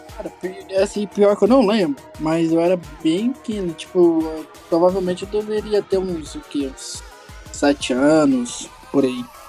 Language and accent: Portuguese; Goiânia, Goiás, Brazil; sou de Goiânia, Goiás